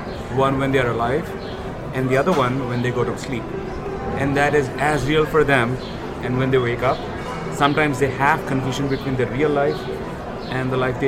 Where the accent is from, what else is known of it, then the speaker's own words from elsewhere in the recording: India; I'm from Telugu-speaking state.